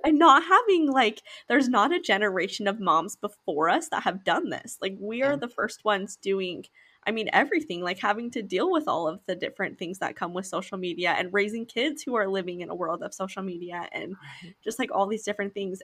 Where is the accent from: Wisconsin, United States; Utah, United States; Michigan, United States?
Utah, United States; we grew up in Utah